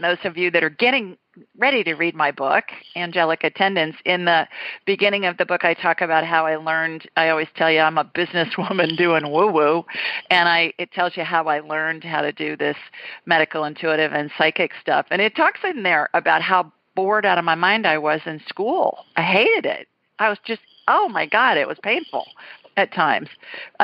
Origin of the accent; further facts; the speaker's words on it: Columbus, Ohio, United States; the city of my birth